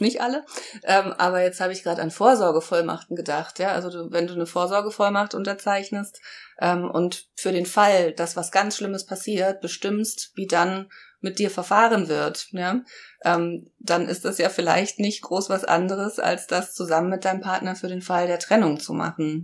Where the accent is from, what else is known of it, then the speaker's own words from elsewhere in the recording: Brandenburg, Germany; now in Heidelberg, Germany; bin zwar kein Berliner Gewächs, aber ich bin in Brandenburg geboren